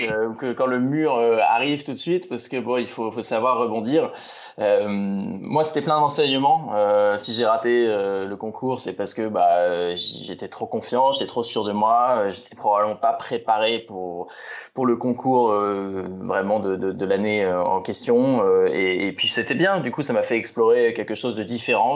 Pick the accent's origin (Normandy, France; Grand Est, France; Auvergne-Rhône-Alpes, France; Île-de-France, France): Normandy, France; Mont-Saint-Aignan; moved away as an adult; now in Paris, France; je suis né en Normandie, je suis né à Rouen. Euh, c'est là que j'ai passé euh, l'intégralité de mon enfance et de mon adolescence